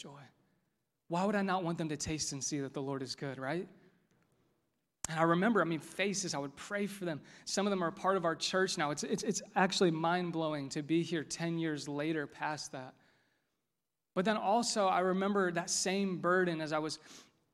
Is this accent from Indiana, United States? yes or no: yes; Westfield, Indiana, United States; growing up in Westfield. This is my hometown.